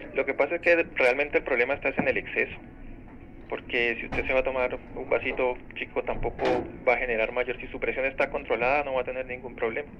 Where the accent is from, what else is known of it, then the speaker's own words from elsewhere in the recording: Colombia; yo soy de Colombia